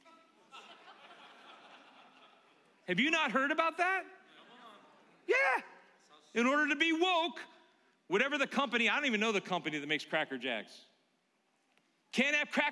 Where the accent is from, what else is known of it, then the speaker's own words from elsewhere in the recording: Concord, California, United States; I grew up in Concord, California.